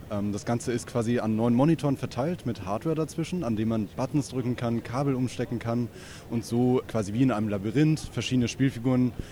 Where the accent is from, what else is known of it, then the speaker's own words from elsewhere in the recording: Hamburg, Germany; Dann fahre ich wieder zurück nach Hamburg, wo ich herkomme.